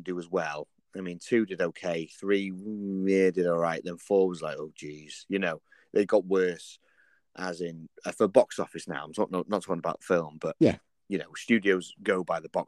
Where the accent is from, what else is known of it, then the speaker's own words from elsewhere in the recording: Llandudno, Wales, United Kingdom; back in my hometown